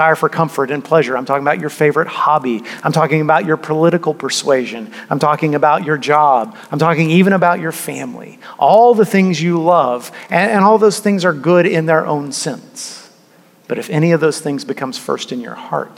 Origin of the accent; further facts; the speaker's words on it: United States; we, as modern American people